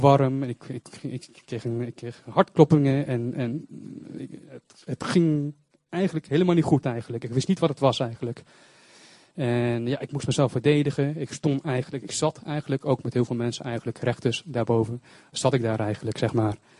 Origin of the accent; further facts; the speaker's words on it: Zutphen, Gelderland, Netherlands; ik kom uit Zutphen.